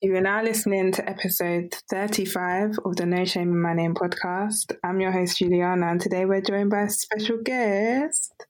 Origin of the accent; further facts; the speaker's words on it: United Kingdom; accent: British; my British accent